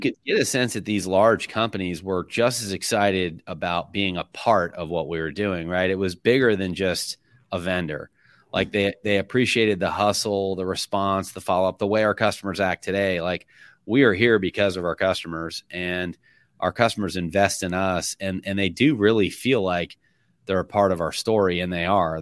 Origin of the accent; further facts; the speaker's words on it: Middleburg, Florida, United States; I'm from Middleburg, Florida.